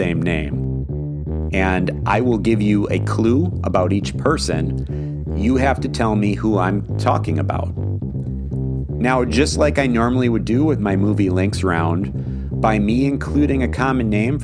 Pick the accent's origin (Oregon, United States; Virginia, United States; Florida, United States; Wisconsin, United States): Wisconsin, United States; the University of Wisconsin Badgers, my hometown team on Wisconsin